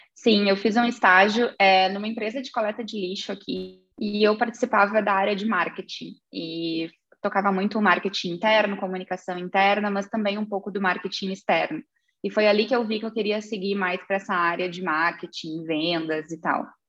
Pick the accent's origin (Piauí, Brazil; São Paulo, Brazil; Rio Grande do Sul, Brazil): Rio Grande do Sul, Brazil; Santa Vitória do Palmar; also born or lived in Pelotas / Ireland; eu sou natural de Santa Vitória do Palmar